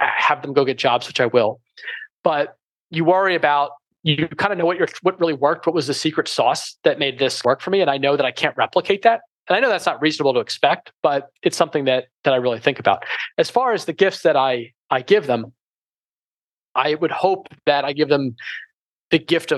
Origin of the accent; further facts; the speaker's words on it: Philadelphia, Pennsylvania, United States; we're from Philadelphia